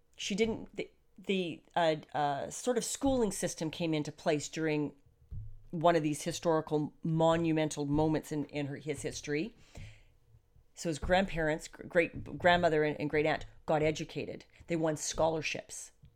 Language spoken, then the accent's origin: English; Canada; being a Canadian